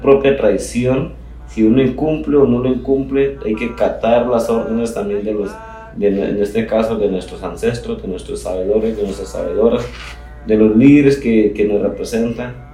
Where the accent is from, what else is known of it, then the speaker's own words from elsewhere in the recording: Colombia; nosotros como ciudadanos o como colombianos